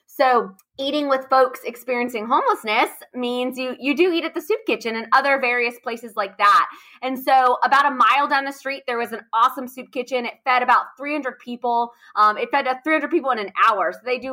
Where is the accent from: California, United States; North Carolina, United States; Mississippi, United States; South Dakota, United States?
North Carolina, United States; Raleigh; I grew up in Raleigh, North Carolina. So born and raised here.